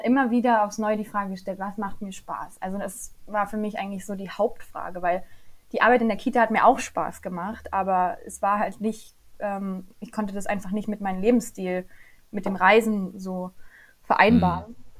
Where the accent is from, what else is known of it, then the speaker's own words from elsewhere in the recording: Upper Lusatia, Saxony, Germany; Ich komme aus der schönen Oberlausitz, ganz im Osten von Deutschland